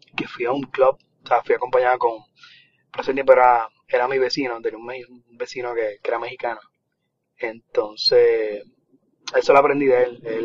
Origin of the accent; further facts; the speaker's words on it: Puerto Rico; moved away; also born or lived in Texas; soy de Puerto Rico